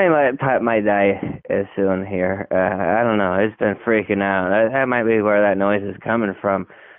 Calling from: Spearfish, South Dakota, United States; Anyway, this is … again. I'm still from Spearfish.

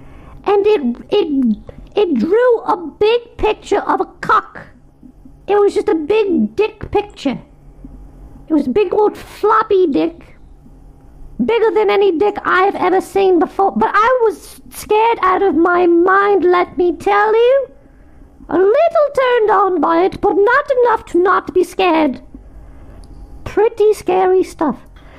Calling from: Manchester, North West England, United Kingdom; Hi, Nick the Rat. … I'm calling you from Manchester.

